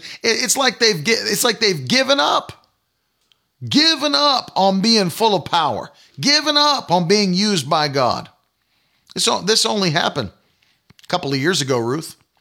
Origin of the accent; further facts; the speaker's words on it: Providence, Rhode Island, United States; moved away; also born or lived in New England / Northern Maine; I was born in Providence, Rhode I, Rhode Island, and spent a lot of my early years of life in New England